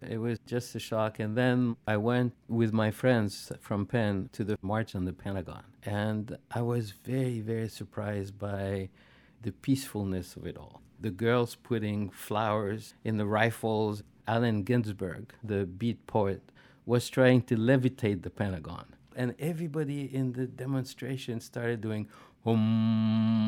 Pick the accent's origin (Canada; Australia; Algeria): Algeria; moved away as an adult; now in United States; I grew up in Algeria during the War of Liberation.